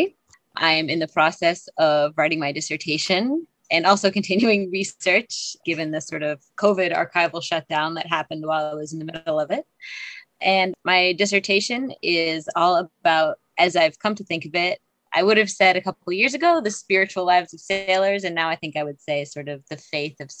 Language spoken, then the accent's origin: English; Salem, Massachusetts, United States; I grew up in Salem, Massachusetts